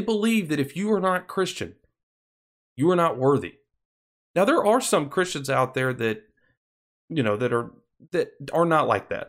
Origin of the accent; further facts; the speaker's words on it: Alabama, United States; my home state of Alabama.